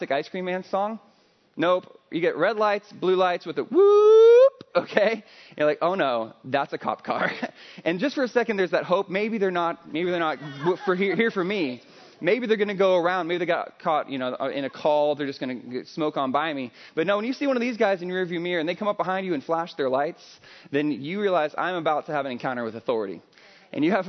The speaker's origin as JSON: {"language": "English", "region": "Midwest", "country": "United States", "moved": "yes", "lives_now": "California, United States", "said": "I'm not from California originally. I'm from the Midwest."}